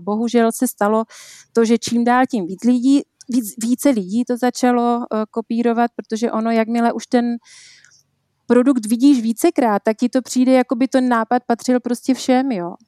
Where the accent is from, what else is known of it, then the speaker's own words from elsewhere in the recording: Příbor, Moravian-Silesian Region, Czechia; accent: Moravian; moved away as an adult; also born or lived in Germany / England / Frýdek-Místek; now in Prague, Czech Republic; přestože jsme z Moravy, což je asi slyšet eh, na mém přízvuku, že jsem Moravačka z Příbora, okres Nový Čín